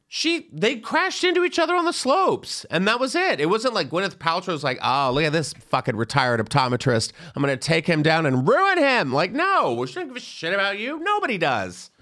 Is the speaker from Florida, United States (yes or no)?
no; Texas, United States; I grew up in Texas